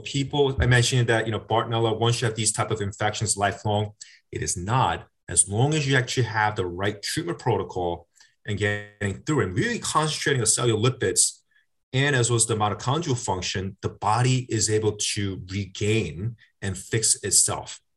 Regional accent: South Korea; now in United States; I'm a Korean American. I grew, I was born in South Korea.

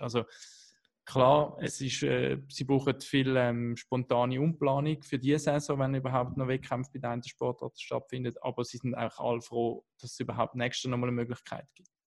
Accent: Switzerland; als Schweizer

